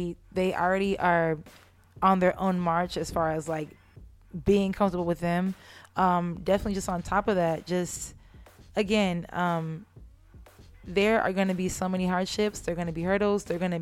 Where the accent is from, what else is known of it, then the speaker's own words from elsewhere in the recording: San Jose, California, United States; originally from San Jose, California. So the Bay Area.